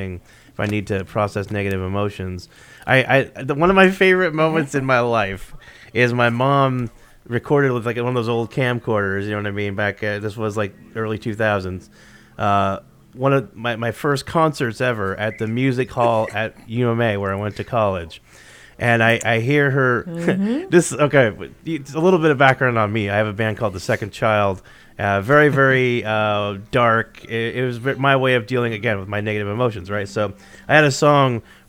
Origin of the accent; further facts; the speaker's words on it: East Coast, United States; We East Coasters